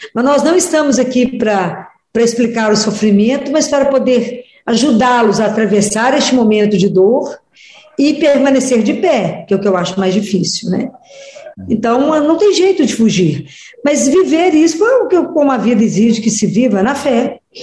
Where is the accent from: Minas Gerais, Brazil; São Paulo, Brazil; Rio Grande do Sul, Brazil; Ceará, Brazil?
Minas Gerais, Brazil; Oliveira; moved away as an adult; now in Belo Horizonte, Brazil; Eu sou de, da cidade de Oliveira, Minas Gerais